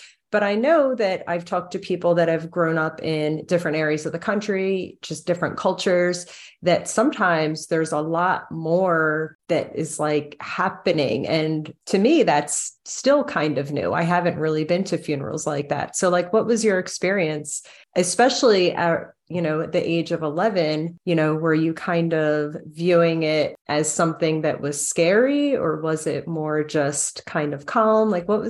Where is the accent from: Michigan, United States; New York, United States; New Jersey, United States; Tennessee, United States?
New Jersey, United States; being from New Jersey, I don't really know that much about like the Southern Baptist religion. I mean, I grew up very Catholic.